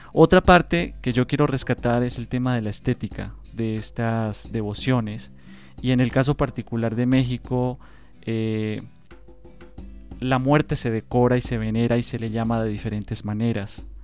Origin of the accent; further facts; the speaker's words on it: Colombia; uno como colombiano